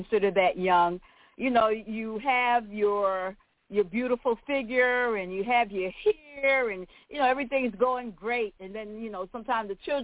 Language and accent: English; New York City, New York, United States; moved away as an adult; also born or lived in Daytona Beach, Florida; now in Florida, United States; We originally were both born and raised in Brooklyn, New York